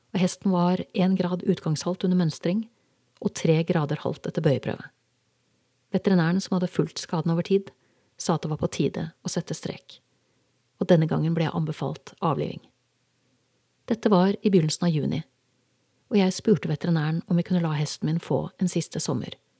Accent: Norway; moved away; Jeg var hjemme i Norge for godt

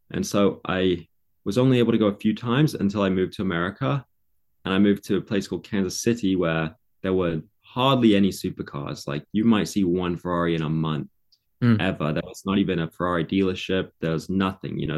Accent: London, United Kingdom; also born or lived in Egham / Surrey; so, when I was born, I was born in London, in England, and I lived in London area, lots of different places like Egham and Surrey and um, all kinds, all over the place. I moved a lot.

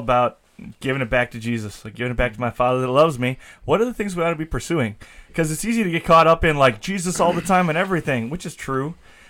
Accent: La Crosse, Wisconsin, United States; also born or lived in Indianapolis, Indiana / Milwaukee, Wisconsin; so I grew up in La Crosse. I was born in Indianapolis, grew up in La Crosse, went to Sherwin, and then after MLC, I spent the last 6 years in inner city Milwaukee.

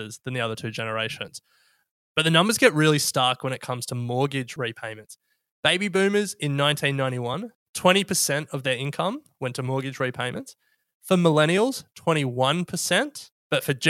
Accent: Australia

